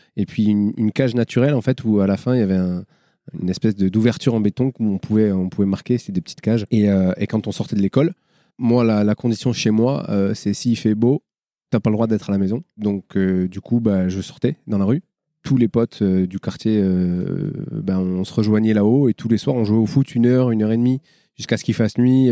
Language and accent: French; Marseille, Provence-Alpes-Côte d'Azur, France; Je viens des quartiers nord de Marseille, mais je viens pas du ruisseau.